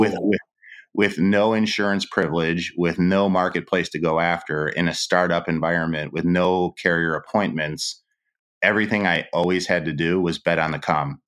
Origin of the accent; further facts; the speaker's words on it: Cleveland, Ohio, United States; I'm Polish from Cleveland